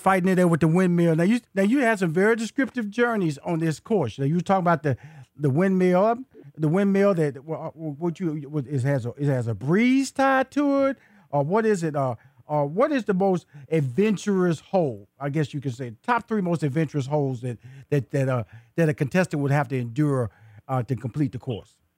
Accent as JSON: {"language": "English", "town": "Houston", "region": "Texas", "country": "United States", "said": "I'm from Fifth Ward, Texas"}